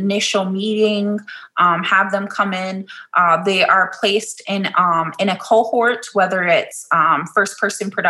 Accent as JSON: {"language": "English", "town": "Minneapolis", "region": "Minnesota", "country": "United States", "tie": "born or raised there", "said": "I was born and raised here in South Minneapolis"}